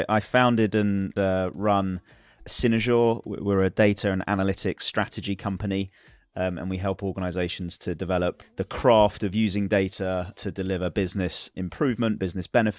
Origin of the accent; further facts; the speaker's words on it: London, United Kingdom; I'm from London in the UK